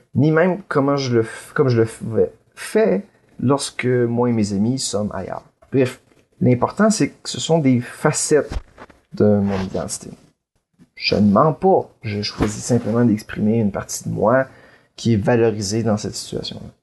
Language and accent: French; Quebec, Canada; je suis, par exemple, québécois